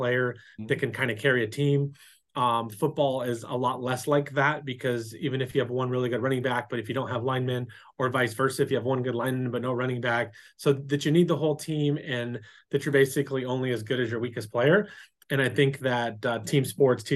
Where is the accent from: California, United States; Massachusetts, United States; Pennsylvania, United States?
California, United States; San Diego; also born or lived in Las Vegas / Santee / Lakeside; I was born here in San Diego